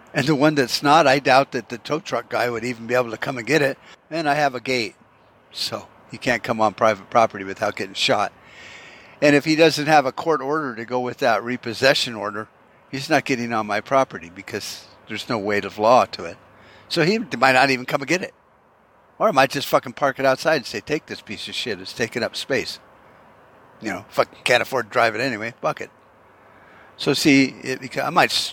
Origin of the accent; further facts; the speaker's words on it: United States; also born or lived in Arizona; as an American